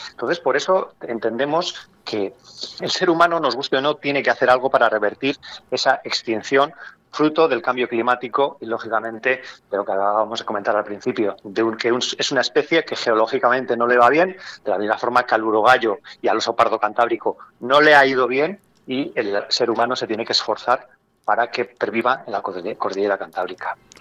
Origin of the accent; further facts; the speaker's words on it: Castile and León, Spain; tenemos que sentirnos como castellano-leoneses orgullosos